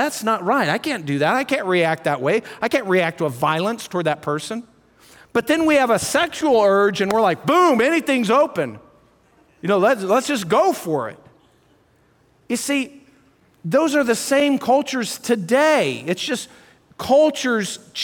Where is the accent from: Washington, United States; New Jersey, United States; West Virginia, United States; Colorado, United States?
Colorado, United States; I'm from Colorado